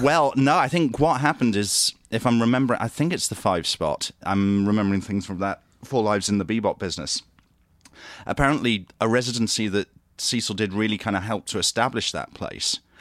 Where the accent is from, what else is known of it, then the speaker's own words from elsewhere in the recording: Grantham, East Midlands, United Kingdom; moved away as an adult; also born or lived in Great Yarmouth / Oxford / Nottingham; now in London, United Kingdom; I was born in Great Yarmouth, which is in East Anglia, uh, but st-, I grew up in a town called Grantham, which is sort of in the Midlands.